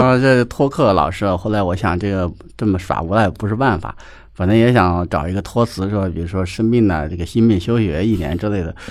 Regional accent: Shaanxi, China; moved away; also born or lived in Chongqing; 我老家有非常非常多的城份别人，包括我很亲的也亲戚都有这个病，都很严重

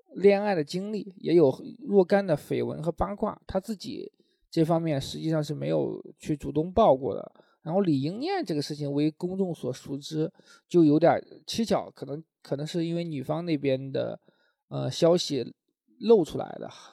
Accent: Linyi, Shandong, China; 因为我是临沂人

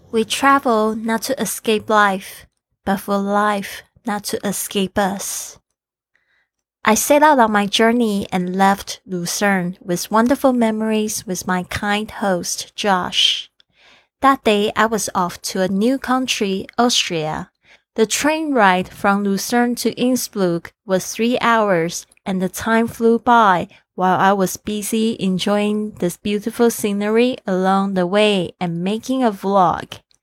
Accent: Kaohsiung, Taiwan; my hometown Kaohsiung

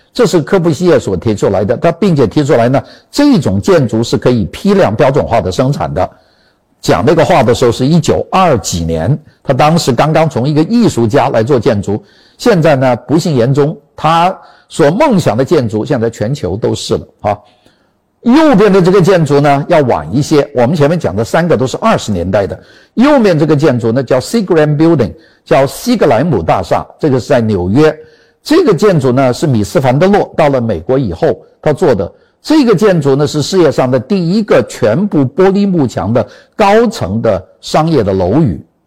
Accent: China; 我们中国人

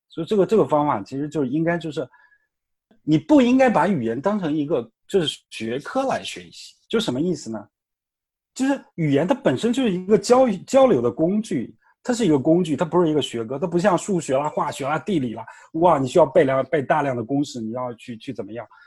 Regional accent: China; 就跟我们每个人都是中国人

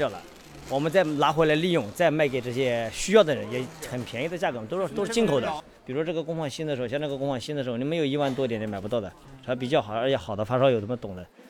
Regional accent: Shanghai, China; 我一九八一九八四年就在上海的，从小在上海出生，也属于半个上海人，我外婆外姨妈全是上海人。

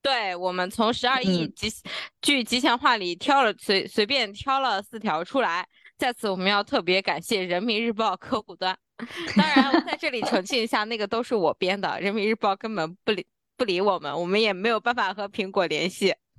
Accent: Shandong, China; 作为一个山东山东人人

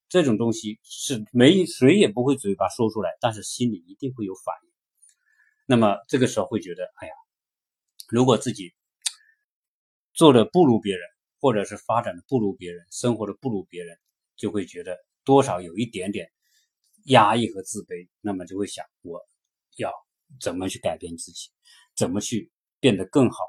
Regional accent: China; 我是中国人

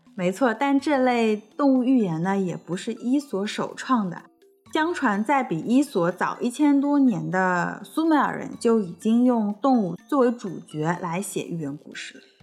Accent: China; 就像我们中国人相信《史记》一样

